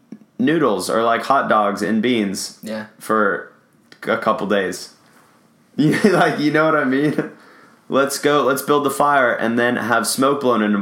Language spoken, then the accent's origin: English; Los Angeles, California, United States; Growing up in Los Angeles, I'm an ocean guy.